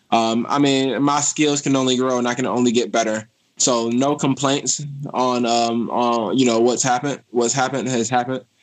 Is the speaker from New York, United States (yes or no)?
no; Detroit, Michigan, United States; It was tough growing up in Detroit, but um, but I think uh, my life's experiences made me stronger, and I think that it brought me to where I am today.